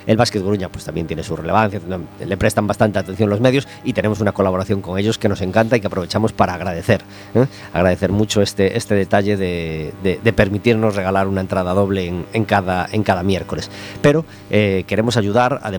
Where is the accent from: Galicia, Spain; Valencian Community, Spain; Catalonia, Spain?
Galicia, Spain; A Coruña; soy de Coruña.